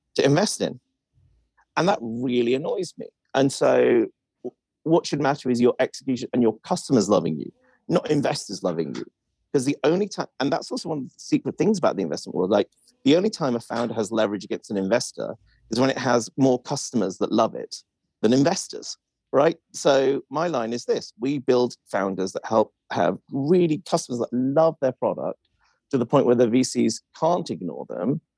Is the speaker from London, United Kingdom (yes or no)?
no; Welsh, Wales, United Kingdom; I'm Welsh